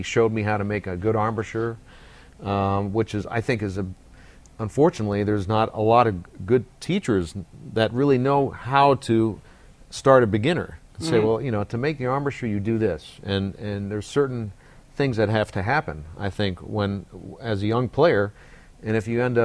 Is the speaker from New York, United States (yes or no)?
no; Bay Area, California, United States; growing up in the Bay Area